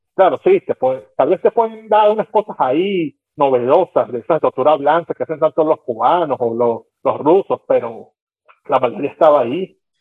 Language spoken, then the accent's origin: Spanish; La Guaira, Venezuela; moved away; Yo soy de La Guaira